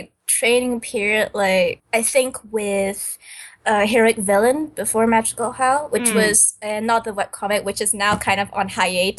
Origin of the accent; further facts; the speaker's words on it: Singapore; also born or lived in Indonesia; Well, I wasn't born here. I mean, I was born in Indonesia. But then when I was 2 years old, my family moved to Singapore.